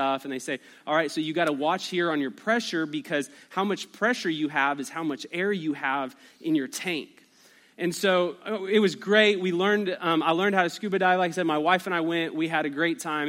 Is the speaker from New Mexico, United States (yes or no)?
yes; Albuquerque, New Mexico, United States; I grew up in Albuquerque, New Mexico